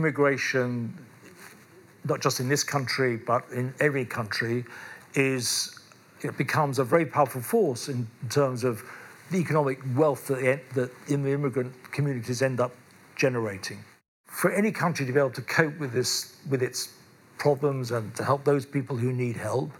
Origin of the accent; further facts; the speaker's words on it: London, United Kingdom; I was born in London, I live in London